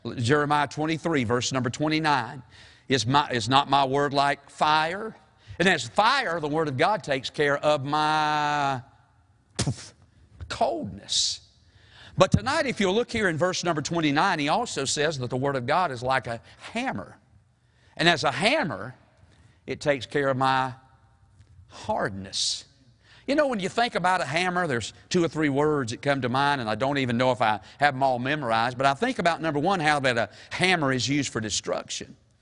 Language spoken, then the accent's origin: English; the South, United States; we're from the South